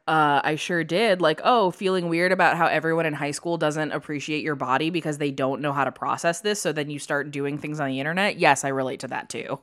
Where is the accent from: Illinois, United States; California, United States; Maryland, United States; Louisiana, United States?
Illinois, United States; I grew up in Illinois